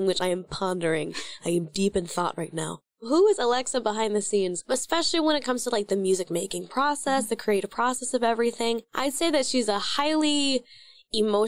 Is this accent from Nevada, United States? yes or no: no; Oklahoma, United States; Oklahoma, my home state that, you know, raised me